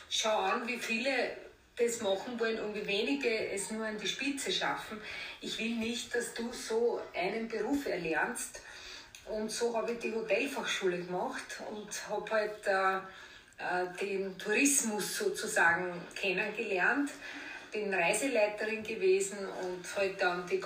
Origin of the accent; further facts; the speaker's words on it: Vienna, Austria; also born or lived in Greece / Cyprus; Und ich bin ja im Theater an der Wien quasi aufgewachsen, weil meine Eltern haben dort äh, die Kantine und die Rangbuffets gehabt, über 30 Jahre.